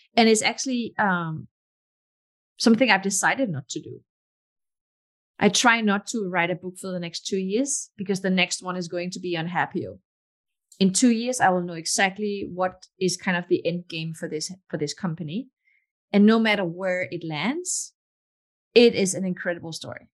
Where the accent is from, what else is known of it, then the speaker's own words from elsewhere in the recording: Denmark; English is a second language; moved away as an adult; also born or lived in Morocco / Texas; now in Palo Alto, United States; I was born in Morocco, but my parents moved away from Morocco when I was just a baby. And my mom is Danish, my dad Moroccan. And I got my citizenship when I was four. Um, but I grew up most of my life in Denmark.